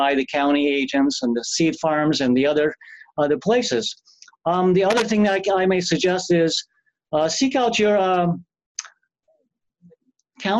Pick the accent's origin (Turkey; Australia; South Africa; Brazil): Turkey; English is a second language; moved away as an adult; also born or lived in Missouri; now in North Dakota, United States; being born in another country, I was born in Turkey.